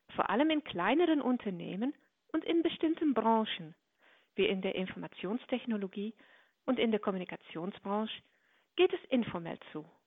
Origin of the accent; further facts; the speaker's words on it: Netherlands; für mich als Niederländerin